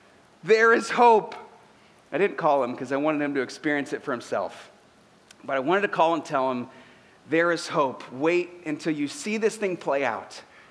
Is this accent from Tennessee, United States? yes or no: no; Ohio, United States; We us Ohio people